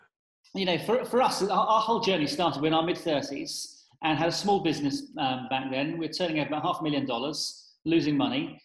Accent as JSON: {"language": "English", "region": "South West England", "country": "United Kingdom", "also_born_or_lived": "San Francisco", "moved": "as an adult", "lives_now": "London, United Kingdom", "said": "originally from the southwest of England."}